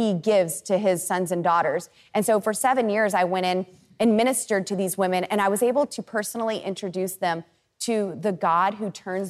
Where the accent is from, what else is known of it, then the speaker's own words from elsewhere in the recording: United States; the Garfield County Jail, right there in my hometown.